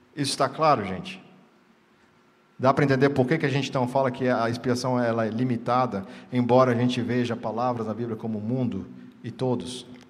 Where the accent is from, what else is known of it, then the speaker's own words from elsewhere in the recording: Brazil; nós que estamos sentados hoje aqui somos brasileiros